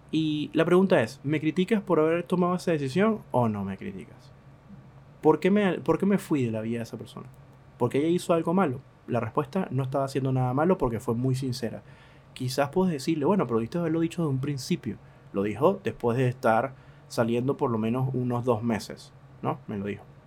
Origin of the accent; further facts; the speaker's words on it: Venezuela; now in Argentina; yo que siendo venezolano